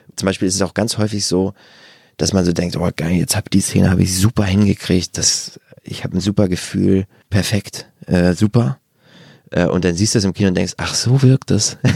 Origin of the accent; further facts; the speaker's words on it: Germany; in der Vorstadt gegangen, wo ich herkomme, in Wagterheide